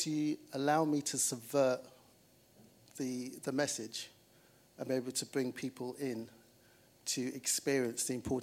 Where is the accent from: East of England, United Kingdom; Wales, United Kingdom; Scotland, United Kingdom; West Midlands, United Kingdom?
East of England, United Kingdom; Luton; I'm originally from Luton. My parents are Jamaican. And I was born on a council estate